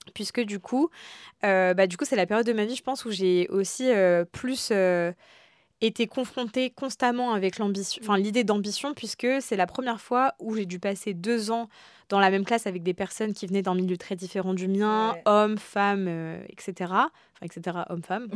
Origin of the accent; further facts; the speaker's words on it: France; also born or lived in Algeria (heritage) / Réunion (heritage); on est français, enfin une nationalité française et je suis très fière aussi de ma culture française